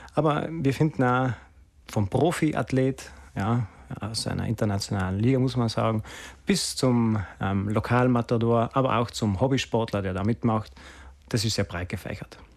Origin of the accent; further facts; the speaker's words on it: Sexten, Trentino-Alto Adige, Italy; ist meine Heimatgemeinde